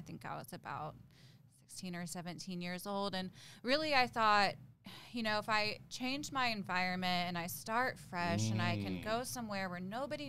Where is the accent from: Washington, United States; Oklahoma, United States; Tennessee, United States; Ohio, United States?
Oklahoma, United States; Tulsa; I was born in Tulsa, Oklahoma.